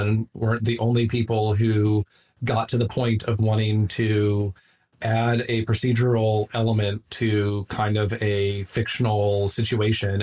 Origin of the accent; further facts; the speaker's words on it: Southwest, United States; moved away; I grew up in the Southwest